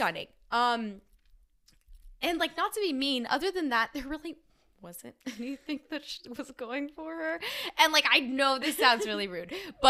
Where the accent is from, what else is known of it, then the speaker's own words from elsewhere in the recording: Bay Area, California, United States; So everyone knows I'm from the Bay Area.